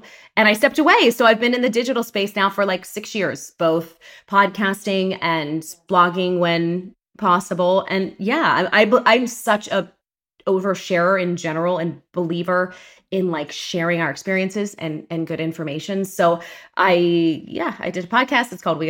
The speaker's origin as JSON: {"language": "English", "town": "Pittsburgh", "region": "Pennsylvania", "country": "United States", "tie": "born or raised there", "said": "I'm from Pittsburgh, Pennsylvania. Yay. Go Steelers. Go Penguins. Go Pirates. Born and raised, huge Italian-American family."}